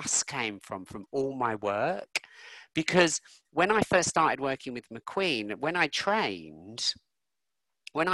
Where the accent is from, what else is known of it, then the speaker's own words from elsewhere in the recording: London, United Kingdom; I grew up in North London and I remember the Brixton riots. I remember the Finsbury Park riots, where I grew up